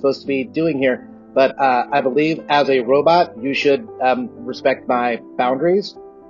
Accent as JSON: {"language": "English", "region": "Texas", "country": "United States", "tie": "born or raised there", "said": "But that wasn't the worst part about growing up in Texas. The worst part about growing up in Texas was growing up in Texas."}